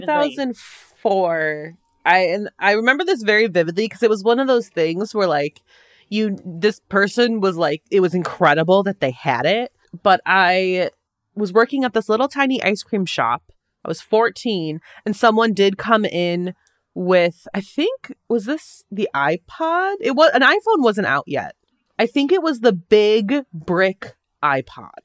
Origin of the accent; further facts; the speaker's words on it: Wisconsin, United States; I grew up in Wisconsin